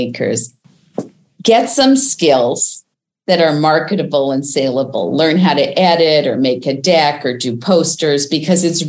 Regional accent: Canada; I'm Canadian

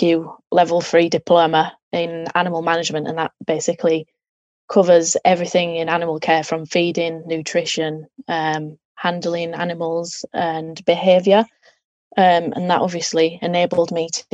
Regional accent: Yorkshire and the Humber, United Kingdom; moved away as an adult; now in High Wycombe, United Kingdom; I'm actually originally from West Yorkshire, so the north of England, and obviously now I'm in the south.

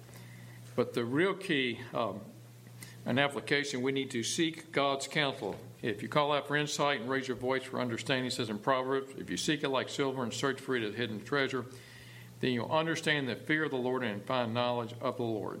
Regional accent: Dallas, Texas, United States; I was from Dallas

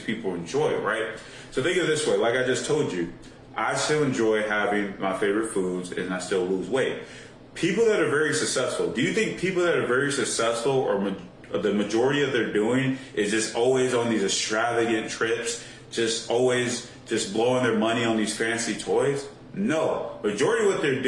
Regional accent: Chicago, Illinois, United States; growing up in the Chicago area

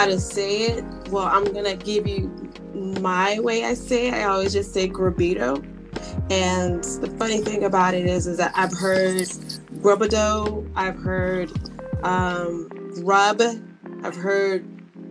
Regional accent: United States; as an American, or they call me Yankee

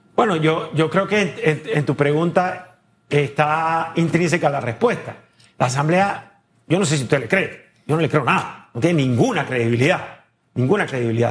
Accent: Panama; como un panameño más

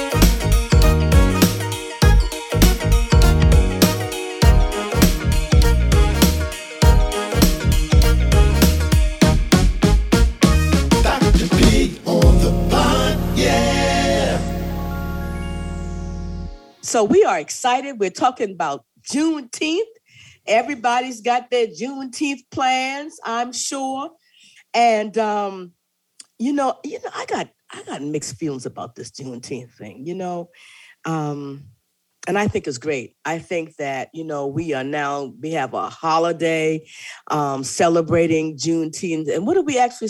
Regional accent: Lincolnville, South Carolina, United States; now in Hampton Roads, Virginia, United States; Lincolnville, South Carolina, my hometown down there in the Low Country

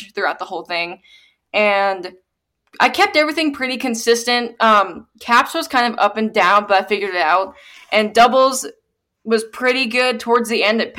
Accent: Arizona, United States; it was my home state

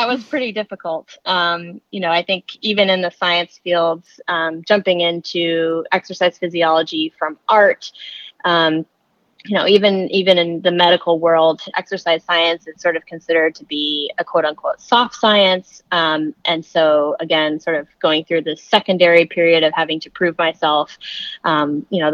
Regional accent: Maine, United States; moved away as an adult; also born or lived in California; I'm originally from Maine. So I moved back to Maine.

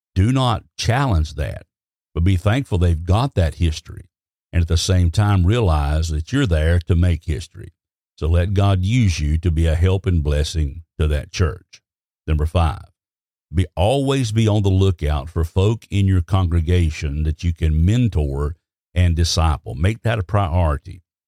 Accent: Alabama, United States; I was raised in Alabama

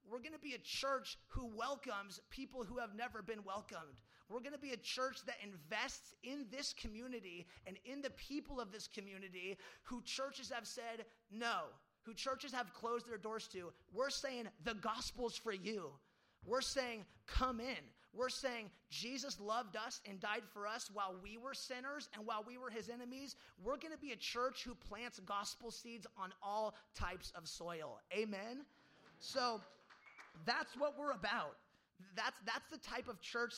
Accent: Medford, Oregon, United States; also born or lived in Ashland; I grew up in Medford

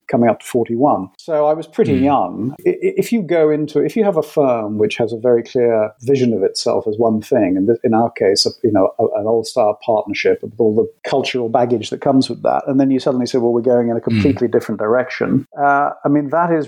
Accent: London, United Kingdom; I was born in London and grew up in the UK

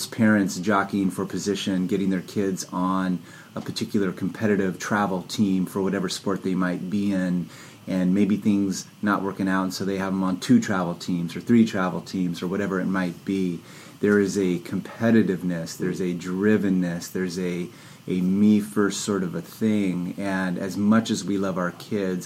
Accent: San Jose, California, United States; I grew up near Santa Cruz in San Jose

